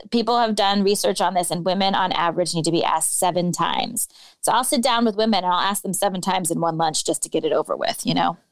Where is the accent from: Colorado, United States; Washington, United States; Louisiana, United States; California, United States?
California, United States; Bay Area; moved away as an adult; now in Chicago, United States; I grew up in the Bay Area, you know, the progressive panacea